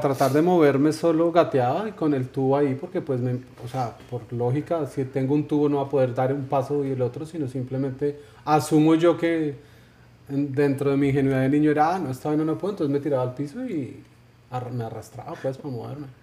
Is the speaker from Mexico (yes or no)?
no; Colombia; soy colombiano